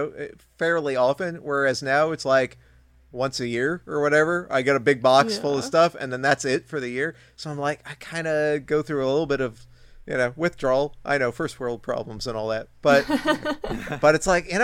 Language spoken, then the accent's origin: English; California, United States; I grew up in California